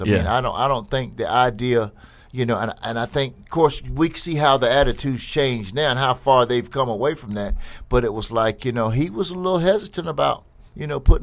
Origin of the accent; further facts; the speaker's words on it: Jesup, Georgia, United States; I came from Jessup